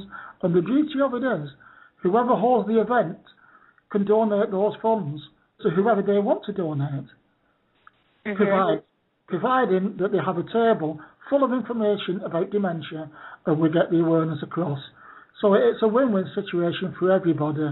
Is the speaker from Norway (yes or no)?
no; Bolton, North West England, United Kingdom; now in Torquay, United Kingdom; my hometown of Bolton